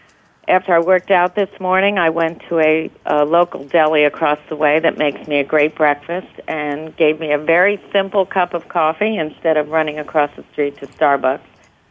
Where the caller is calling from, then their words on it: New York City, New York, United States; I'm in my office in New York City.